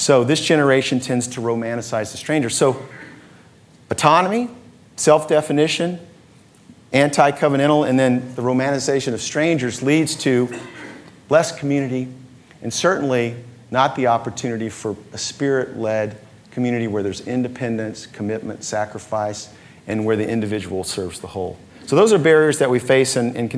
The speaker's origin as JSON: {"language": "English", "country": "United States", "tie": "born or raised there", "said": "as an American kid"}